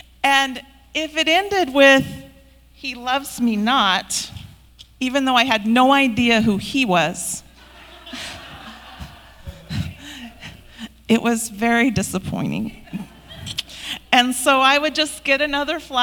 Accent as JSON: {"language": "English", "town": "Hermiston", "region": "Oregon", "country": "United States", "tie": "born or raised there", "said": "I grew up in the 70s and 80s, and I grew up right here in Hermiston."}